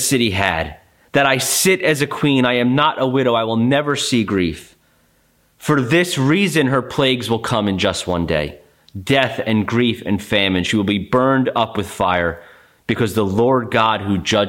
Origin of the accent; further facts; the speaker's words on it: United States; as American Christians